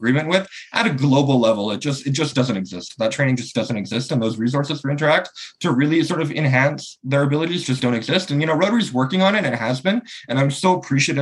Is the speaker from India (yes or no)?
no; Canada; I'm from Canada and in North America.